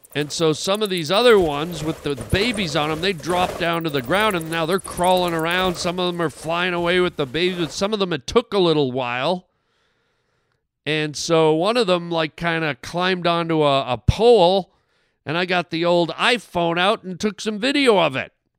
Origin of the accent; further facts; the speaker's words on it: Canada; I'm a Canadian